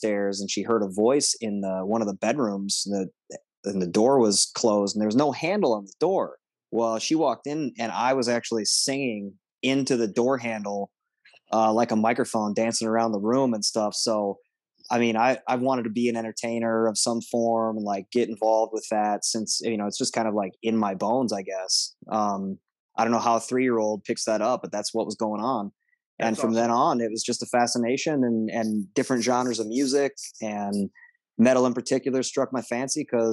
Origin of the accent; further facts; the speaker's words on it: Monticello, Minnesota, United States; I grew up out in Monticello, Minnesota.